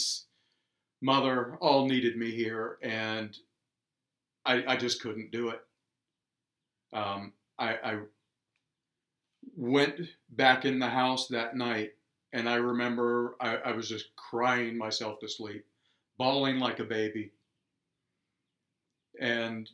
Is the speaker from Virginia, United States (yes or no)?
yes; Virginia, United States; moved away as an adult; now in Quad Cities, United States; I'm originally from Virginia, and about 10 years ago, I ended up in the Quad Cities and have made a home out of it.